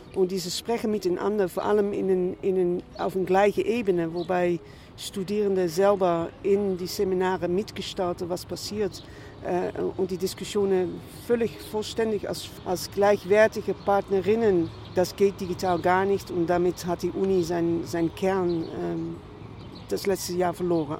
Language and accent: German; Netherlands; moved away; ich komme aus den Niederlanden